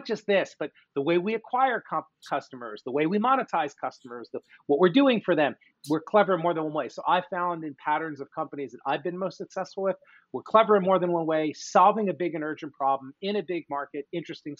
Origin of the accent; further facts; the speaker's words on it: Philadelphia, Pennsylvania, United States; also born or lived in Michigan; So born and raised in suburban Philadelphia. That's where I am talking to you from today